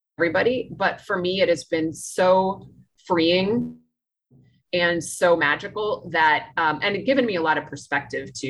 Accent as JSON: {"language": "English", "town": "Washington", "region": "District of Columbia", "country": "United States", "tie": "born or raised there", "also_born_or_lived": "New York City / Philadelphia / Chicago", "moved": "as an adult", "lives_now": "Nicaragua", "said": "I grew up in Washington, D.C."}